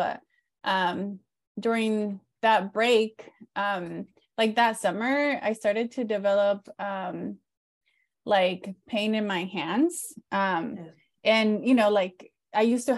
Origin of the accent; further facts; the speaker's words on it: San Diego, California, United States; also born or lived in Mexico; I was born in Mexico, lived in border town cities, both in Mexico, and then when we moved to San Diego, we lived in San Diego County, grew up undocumented